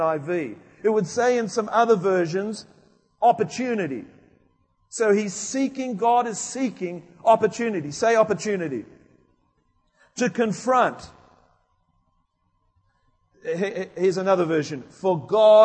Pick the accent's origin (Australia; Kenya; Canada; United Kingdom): United Kingdom; moved away; I come from England, Wales